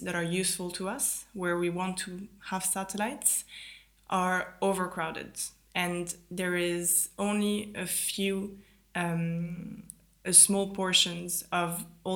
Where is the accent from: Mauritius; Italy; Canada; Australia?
Italy; moved away; also born or lived in France / London, United Kingdom; I grew up in Italy. I'm French originally